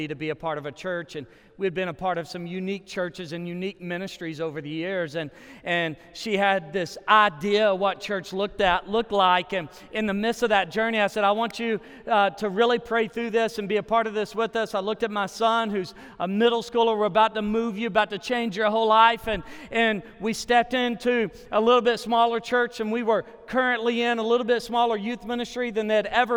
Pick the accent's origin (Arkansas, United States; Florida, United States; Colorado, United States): Arkansas, United States; moved away as an adult; also born or lived in Texas / Nashville, Tennessee; now in Oklahoma City, United States; I actually moved to Oklahoma 3 years ago. I'm originally from Arkansas